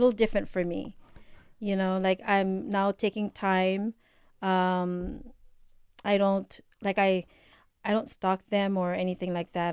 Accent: Philippines; accent: Filipino; my Filipino accent

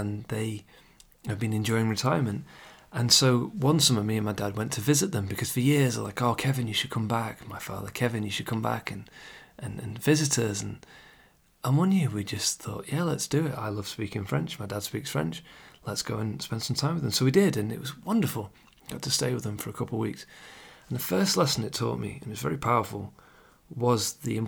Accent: England, United Kingdom; I'm English, I live in the UK

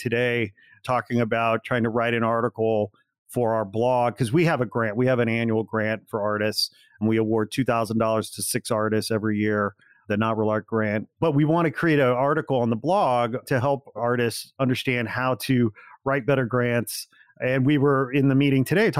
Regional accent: Midwest, United States; kids like me growing up in the Midwest, like I did

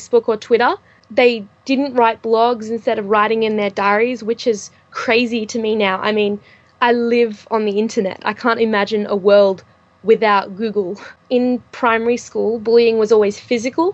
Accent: Sydney, New South Wales, Australia; I'm 16. I'm from Sydney in Australia.

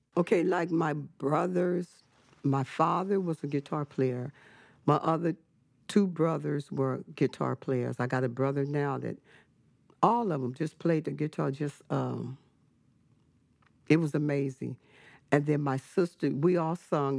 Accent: Richmond, California, United States; also born or lived in Fresno, California; I was born in Fresno, California, but I was raised in the city of Richmond

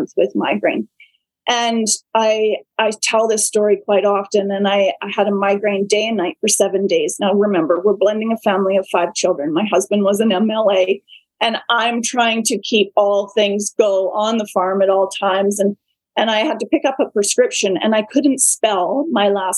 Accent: Vancouver Island, British Columbia, Canada; now in Mossleigh, Canada; I grew up on Vancouver Island

